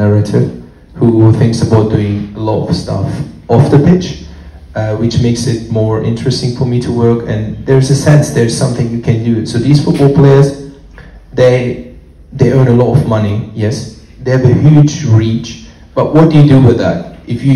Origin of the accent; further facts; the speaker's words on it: Germany; moved away as an adult; also born or lived in London; I'm born and raised in Germany